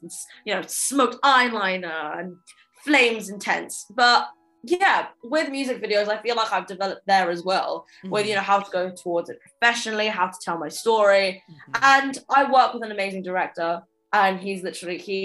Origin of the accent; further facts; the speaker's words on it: London, United Kingdom; growing up in London, obviously I started my music career at quite a young age